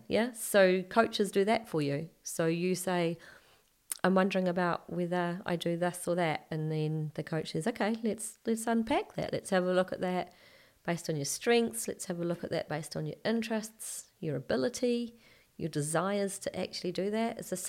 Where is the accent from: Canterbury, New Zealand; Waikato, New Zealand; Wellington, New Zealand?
Waikato, New Zealand; Hamilton; also born or lived in England; But when I was born in England. And then when we came back to New Zealand, my grandmother, my mum's mum, drove up from Hamilton to Auckland to collect us, and I was about two and a half.